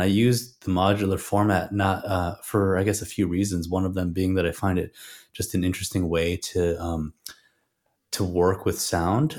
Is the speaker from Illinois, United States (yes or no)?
yes; Chicago, Illinois, United States; I grew up in Chicago and had, uh, played in a lot of bands in Chicago as well